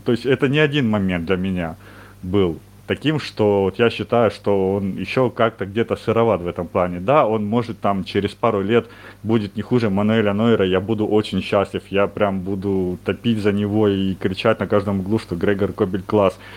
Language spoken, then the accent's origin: Russian; Ukraine; Я вот сам из Украины